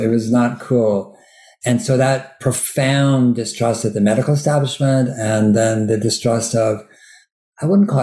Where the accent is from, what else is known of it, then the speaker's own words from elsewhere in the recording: Berkeley, California, United States; also born or lived in Sierra Nevada; I grew up in Berkeley, which is, you know, a very liberal university town